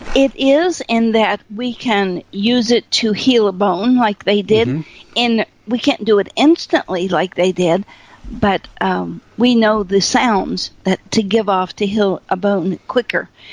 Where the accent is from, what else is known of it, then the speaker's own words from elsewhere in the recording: Appalachia, United States; also born or lived in Fairborn, Ohio; I was raised in Appalachia in a corn crib with no electricity, no running water